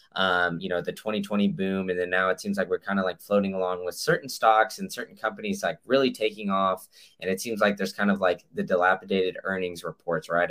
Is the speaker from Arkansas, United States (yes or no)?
no; Chicago, Illinois, United States; moved away; originally from Chicago